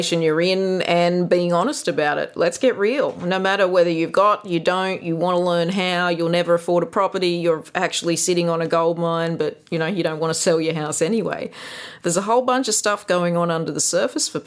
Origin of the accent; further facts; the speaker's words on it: Gunnedah, New South Wales, Australia; it was a very idyllic childhood growing up in Kanada